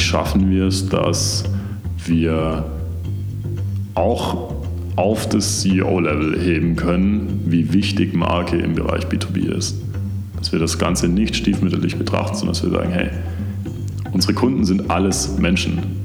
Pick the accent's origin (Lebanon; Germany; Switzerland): Germany; near Stuttgart, Baden-Württemberg; moved away as an adult; also born or lived in Konstanz; now in Munich, Germany; ich bin ursprünglich aus der Nähe von Stuttgart. Mhm. Das heißt, ich bin ein Urschwabe, wie man so schön sagt und bin da auch komplett aufgewachsen